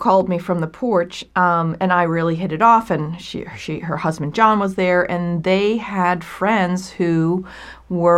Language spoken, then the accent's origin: English; Hurley, New York, United States; Upstate New York, a tiny town called Hurley, which is a suburb of the metropolis of Kingston, New York.